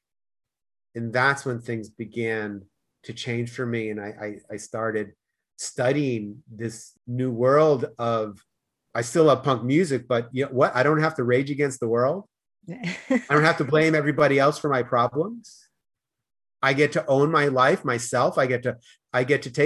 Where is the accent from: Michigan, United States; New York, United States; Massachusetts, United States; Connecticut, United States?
Massachusetts, United States; Boston; accent: Boston; also born or lived in Denmark / Spain; now in Los Angeles, United States; I was born in Boston, moved to Denmark, moved to Spain, moved to LA, and then moved closer to the beach